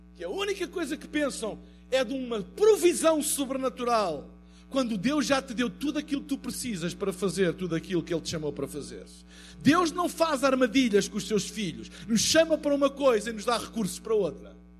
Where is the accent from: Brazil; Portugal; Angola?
Portugal; eu venho de Portugal